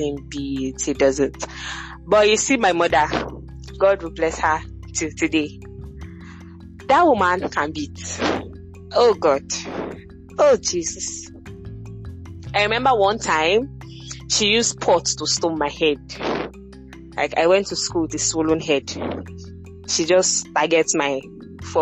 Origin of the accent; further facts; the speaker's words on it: Benin City, Edo, Nigeria; I was brought up in Benin City, Edo State